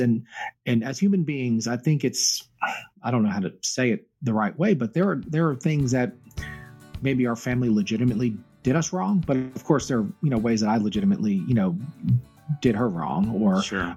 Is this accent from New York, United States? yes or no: no; Myrtle Beach, South Carolina, United States; moved away; she lived in Myrtle Beach, South Carolina, and that's where we spent our teenage years.